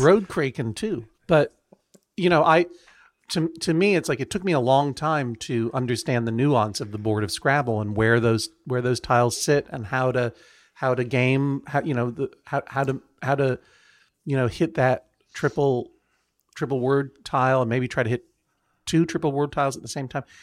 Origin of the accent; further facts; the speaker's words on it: Brookline, Massachusetts, United States; also born or lived in Franklin County, Massachusetts; I'm from Brookline, Massachusetts.